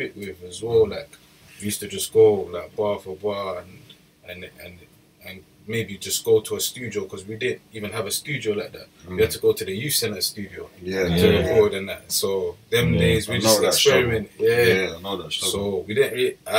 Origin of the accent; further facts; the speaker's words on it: London, United Kingdom; I'm from Forest Gate, and that's in East London, like Newham